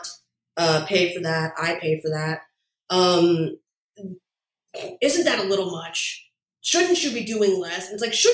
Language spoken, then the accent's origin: English; 10 minutes outside of New York City, New Jersey, United States; I was born 10 minutes outside of New York City